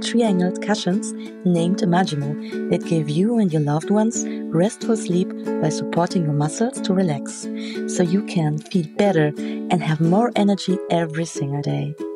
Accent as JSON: {"language": "English", "country": "Germany", "said": "from Germany"}